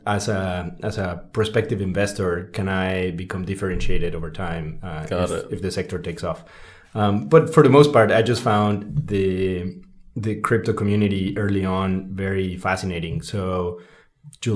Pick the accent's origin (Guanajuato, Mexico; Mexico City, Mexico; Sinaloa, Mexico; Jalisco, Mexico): Mexico City, Mexico; growing up in Mexico City